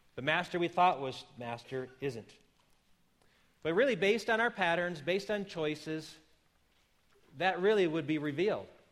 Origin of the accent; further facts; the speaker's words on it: Wisconsin, United States; moved away; I come from the land of yellow cheese and mellow breeze. And so you would think less of me if I would not stay true to my home state